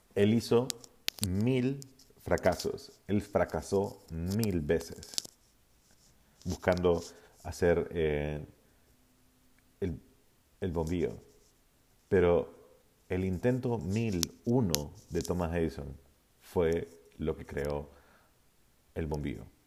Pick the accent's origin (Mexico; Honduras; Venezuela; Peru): Honduras; yo soy de Honduras